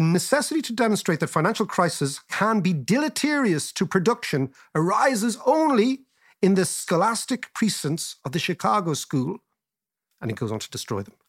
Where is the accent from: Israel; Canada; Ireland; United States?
Ireland